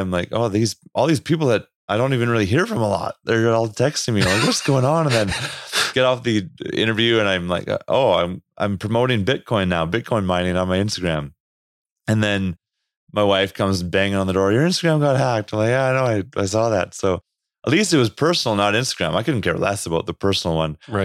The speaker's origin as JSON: {"language": "English", "country": "Canada", "accent": "Canadian", "said": "my Canadian accent"}